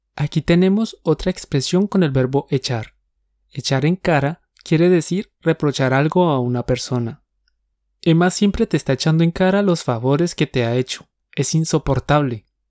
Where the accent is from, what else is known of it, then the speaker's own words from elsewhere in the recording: Colombia; Somos dos profes colombianos